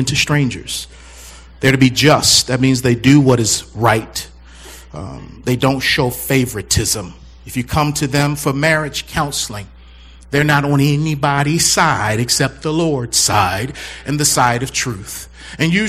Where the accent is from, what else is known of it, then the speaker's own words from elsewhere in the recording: Baltimore, Maryland, United States; I'm from Baltimore